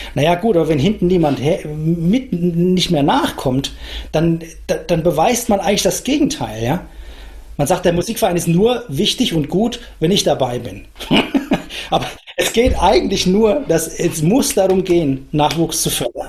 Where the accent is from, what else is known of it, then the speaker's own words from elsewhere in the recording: Franconia, Aschaffenburg district, Bavaria, Germany; now in Nuremberg, Germany; ich bin selber Franke, insofern ähm, ich kenne das vielleicht schon irgendwoher, weil unser, unser Landkreis Aschaffenburg und die Spessarte